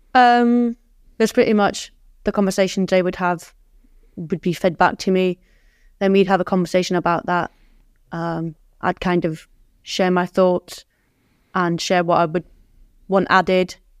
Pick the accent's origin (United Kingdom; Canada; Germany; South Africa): Germany; moved away; growing up in Germany